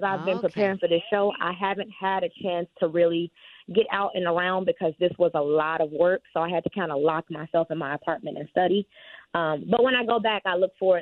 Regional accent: Chicago, Illinois, United States; moved away as an adult; now in Los Angeles, United States; I grew up in Chicago, in the south suburbs of Chicago

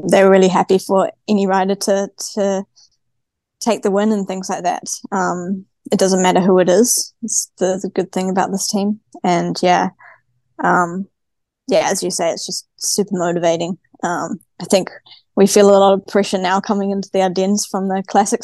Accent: New Zealand; accent: Kiwi; now in Girona, Spain; I'm from New Zealand, and I live on the other side of the world now.

